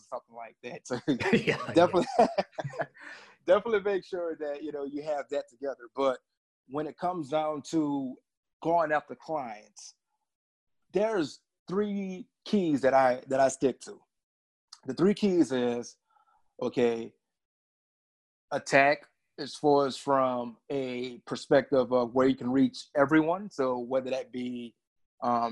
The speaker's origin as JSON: {"language": "English", "town": "New Orleans", "region": "Louisiana", "country": "United States", "also_born_or_lived": "DC area", "moved": "yes", "lives_now": "Washington, D.C. area, United States", "said": "I'm from New Orleans, Louisiana"}